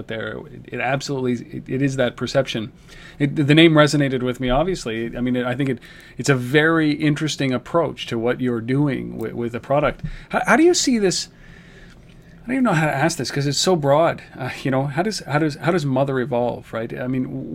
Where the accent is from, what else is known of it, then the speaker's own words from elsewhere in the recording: Canada; I'm Canadian